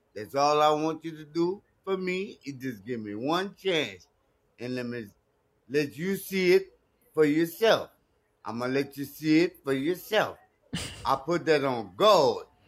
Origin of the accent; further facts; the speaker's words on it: Texas, United States; It's my hometown.